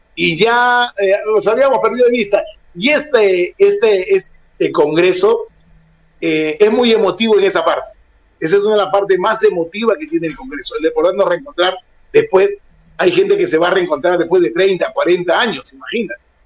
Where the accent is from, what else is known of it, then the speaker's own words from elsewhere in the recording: Peru; Aquí en mi país